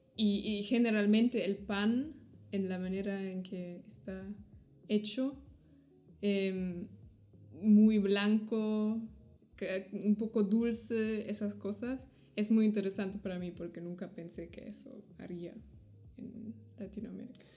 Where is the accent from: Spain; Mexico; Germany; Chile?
Germany; soy de Alemania